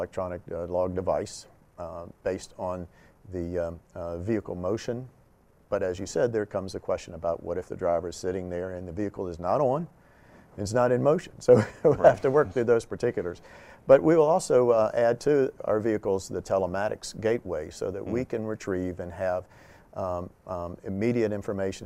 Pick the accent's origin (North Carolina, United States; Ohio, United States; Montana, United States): North Carolina, United States; I'm from North Carolina